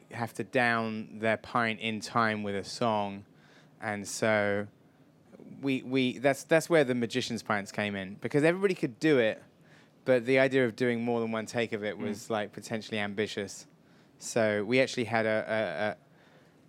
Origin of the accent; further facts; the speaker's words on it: Wells, South West England, United Kingdom; moved away; I come from a little town in Somerset that was also the location for Hot Fuzz, Wells in Somerset